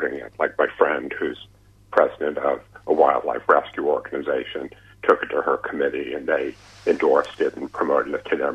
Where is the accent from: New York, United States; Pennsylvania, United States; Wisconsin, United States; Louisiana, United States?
New York, United States; I'm a New Yorker